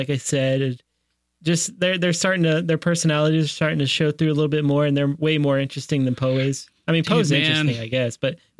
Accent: Canada; I'm Irish Canadian.

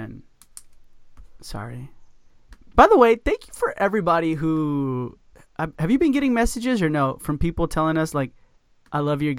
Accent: Texas, United States; I'm from Texas.

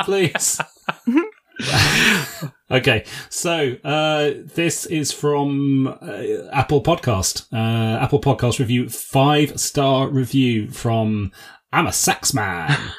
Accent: England, United Kingdom; That's how we say it in England

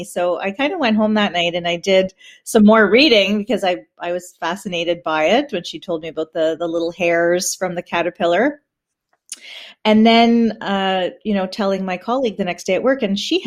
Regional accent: Peterborough, Ontario, Canada; I'm from Peterborough

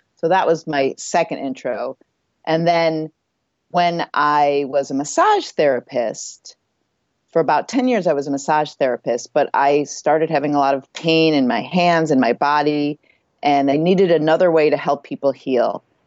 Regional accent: Midwest, United States; moved away as an adult; also born or lived in California; where I grew up in the Midwest

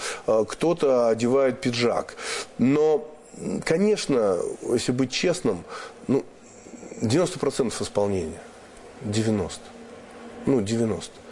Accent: Moscow, Russia; Например, что такое москвич? Вот я там коренной москвич вообще там все мои родственники, все да, далеко, давно и так далее.

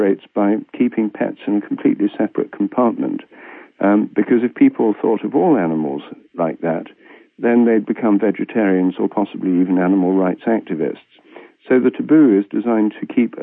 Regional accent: Newark, East Midlands, United Kingdom; my hometown, Newark, Nottinghamshire, in England

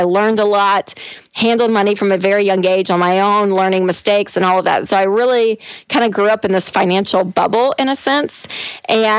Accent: Nashville, Tennessee, United States; I am from Nashville and living in Nashville

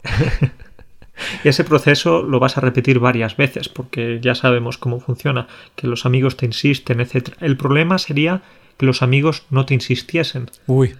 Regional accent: Spain; moved away as an adult; now in Poland; si sigo siendo español, si sigo teniendo hábitos españoles

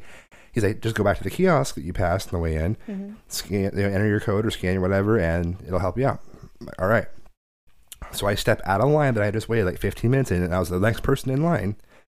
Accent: Portland, Oregon, United States; I'm from Portland.

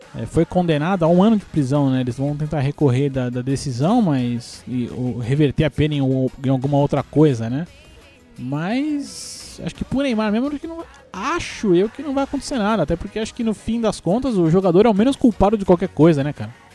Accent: Brazil; a gente, como é brasileiro e tudo

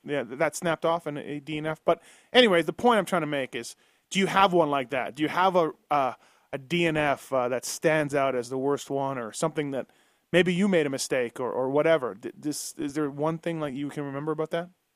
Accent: Canada; now in United States; I'm Canadian

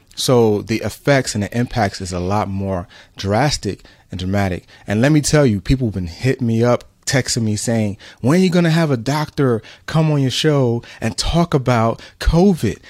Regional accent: New York City, New York, United States; my parents are immigrants from Central America, Honduras, um, I was born in New York City

